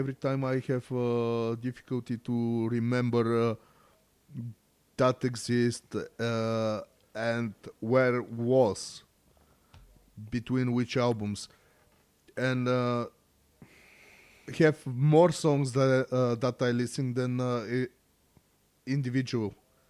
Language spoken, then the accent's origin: English; Bulgaria; English is a second language; I'm from Bulgaria and I barely speak Bulgarian.